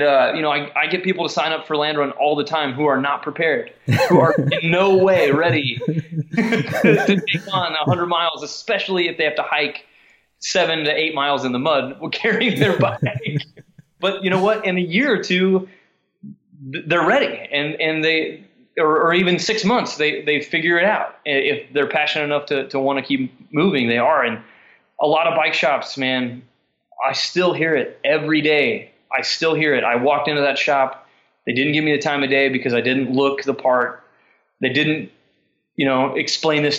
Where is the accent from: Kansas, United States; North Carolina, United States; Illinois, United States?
Kansas, United States; Parsons; moved away as an adult; also born or lived in Emporia, Kansas; now in Stillwater, United States; there was a shoe store in my hometown in Parsons, Kansas, where we're from